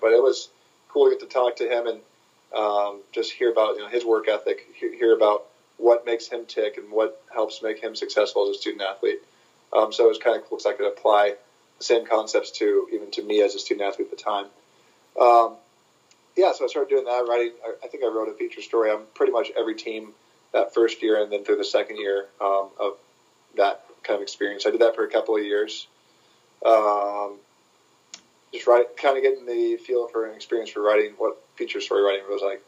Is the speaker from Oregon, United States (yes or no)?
yes; Portland, Oregon, United States; I grew up in Portland, Oregon